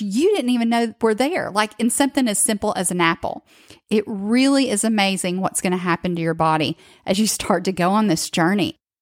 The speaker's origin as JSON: {"language": "English", "region": "the South", "country": "United States", "tie": "born or raised there", "said": "growing up, especially in the South, like I did"}